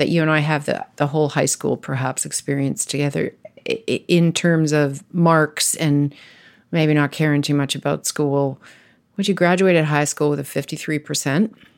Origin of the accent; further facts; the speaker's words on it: Ontario, Canada; I was raised in Ontario